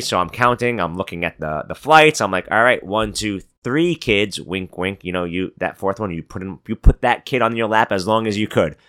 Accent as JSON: {"language": "English", "town": "New York City", "region": "New York", "country": "United States", "moved": "yes", "said": "I'm from Brooklyn, New York, and uh, my parents live in Brooklyn currently."}